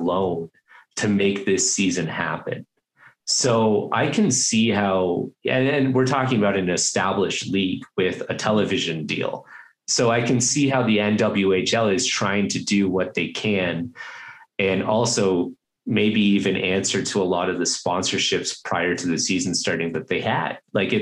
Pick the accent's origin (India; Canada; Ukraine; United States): Canada; Toronto, Ontario; I'm from Toronto